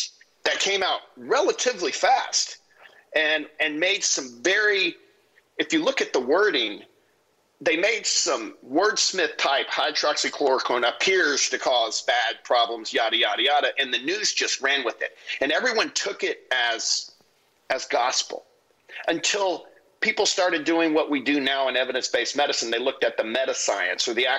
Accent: United States; as American citizens

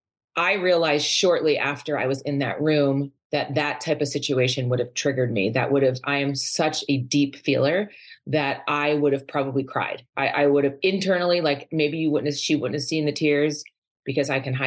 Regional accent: New York, United States; moved away as an adult; also born or lived in Boston / California / Seattle; now in Arizona, United States; Growing up in New York

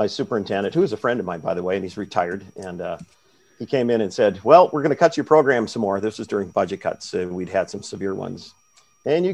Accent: Warren, Minnesota, United States; moved away as an adult; now in Grand Rapids, United States; my hometown of Warren, Minnesota, where my parents are

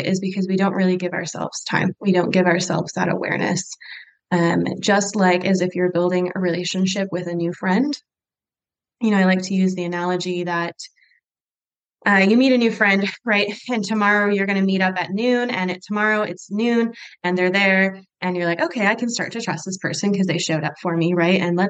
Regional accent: Michigan, United States; moved away as an adult; now in Utah, United States; I am originally from Michigan

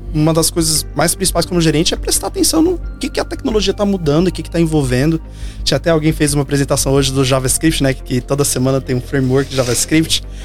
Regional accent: Minas Gerais, Brazil; moved away; mas de volta em Belo Horizonte também, sou mineiro

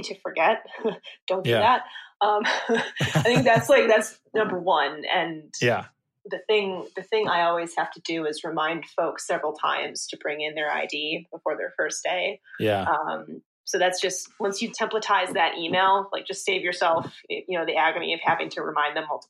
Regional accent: Rochester, New York, United States; now in New York City, United States; my hometown, Rochester, which is 6 hours away from here

